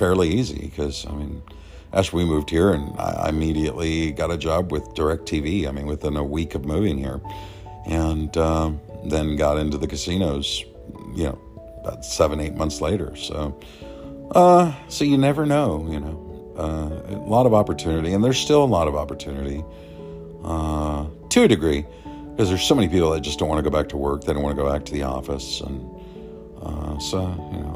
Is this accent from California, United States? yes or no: yes; Los Angeles, California, United States; now in Las Vegas, United States; especially SoCal, you know, where we grew up, you know